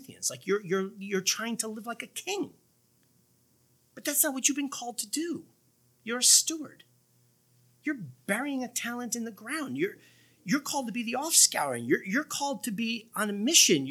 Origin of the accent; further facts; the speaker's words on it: United States; We're American Christians rather than Christians who happen to live in America.